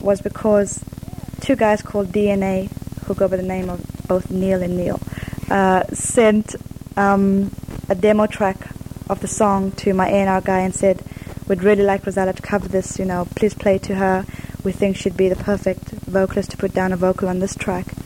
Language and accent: English; Zimbabwe; first language English; also born or lived in Zambia; now in London, United Kingdom; I'm Zimbabwean